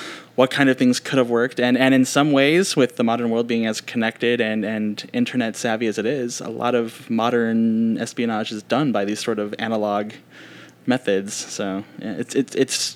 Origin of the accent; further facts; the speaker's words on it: Alaska, United States; I was born in Alaska